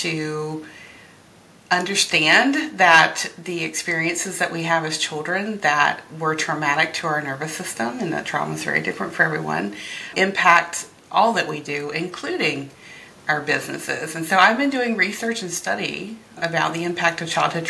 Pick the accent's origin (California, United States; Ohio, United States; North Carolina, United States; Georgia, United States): North Carolina, United States; also born or lived in Philadelphia, Pennsylvania; now in Lancaster County, Pennsylvania, United States; I came to Lancaster through Philly and to Philly from North Carolina. So okay. I grew up where Dawson's Creek, One Tree Hill, like any of those shows